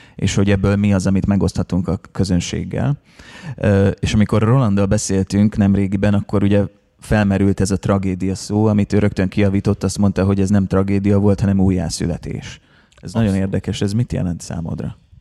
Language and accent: Hungarian; Szeged, Csongrád-Csanád, Hungary; mi szegediek vagyunk